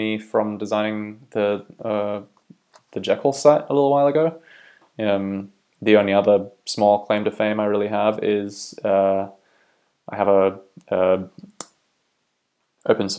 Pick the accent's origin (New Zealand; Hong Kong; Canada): New Zealand; also born or lived in Australia / United Kingdom; now in Belfast, United Kingdom; I am originally from New Zealand, but have lived for a long time in Australia as well, and recently moved to the UK as well.